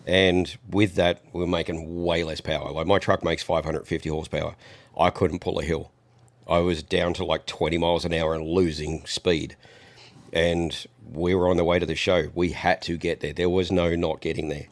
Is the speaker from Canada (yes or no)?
no; Australia; now in United States; Even though I'm not in the country, I'm still an Australian